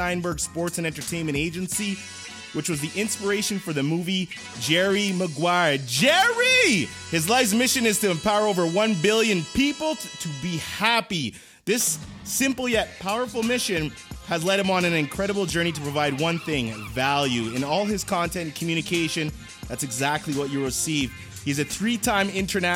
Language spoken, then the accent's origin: English; Edmonton, Alberta, Canada; I'm actually from Edmonton, Alberta, Canada